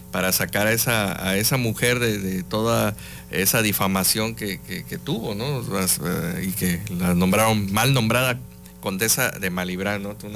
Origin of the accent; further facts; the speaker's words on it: Veracruz, Mexico; que soy que soy veracruzano